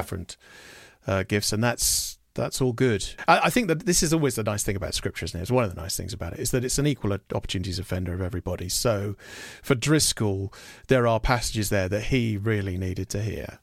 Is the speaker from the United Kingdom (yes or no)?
yes; United Kingdom; as a Brit